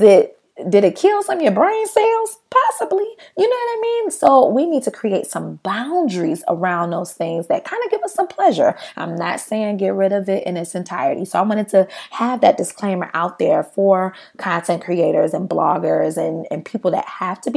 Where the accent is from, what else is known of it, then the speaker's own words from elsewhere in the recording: United States; we as an American people